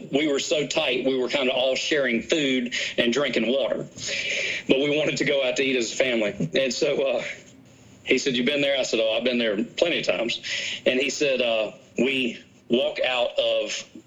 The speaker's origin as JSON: {"language": "English", "town": "Danville", "region": "Virginia", "country": "United States", "said": "I'm from Danville, Virginia"}